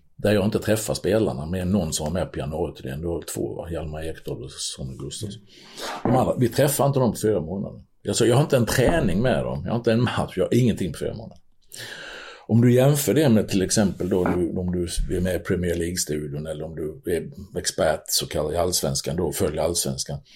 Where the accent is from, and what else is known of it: Sweden